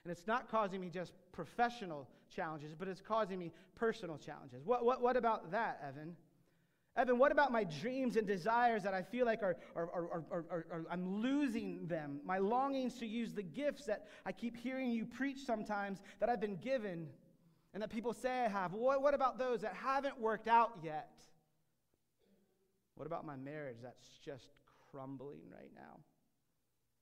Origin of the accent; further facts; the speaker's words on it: United States; I'm an American